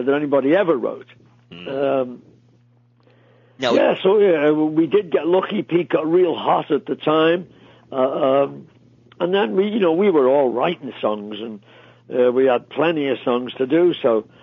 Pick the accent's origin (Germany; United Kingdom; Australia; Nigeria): United Kingdom; Liverpool, North West England; Tommy and I grew up in Liverpool